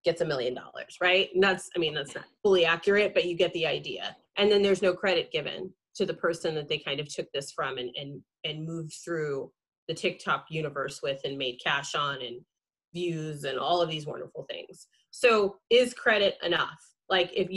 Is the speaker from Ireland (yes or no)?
no; Central California, United States; growing up in Central California